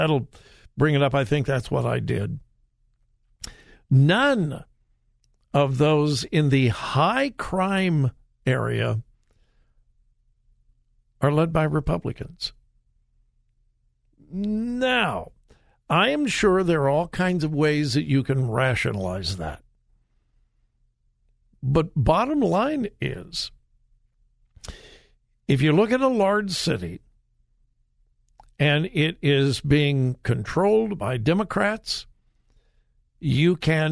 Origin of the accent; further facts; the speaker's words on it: Southern California, United States; I was born and raised in Southern California. I am a California boy